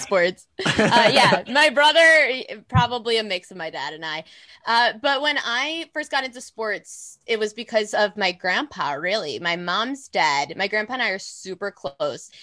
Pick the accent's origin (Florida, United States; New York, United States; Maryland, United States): New York, United States; around New York City, United States; also born or lived in North Carolina; I'm from around the city